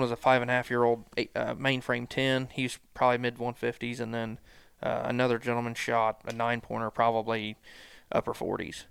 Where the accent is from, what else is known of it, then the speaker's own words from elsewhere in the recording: Lexington, Missouri, United States; moved away as an adult; also born or lived in Liberty, Missouri; I'm from Lexington, Missouri, born and raised there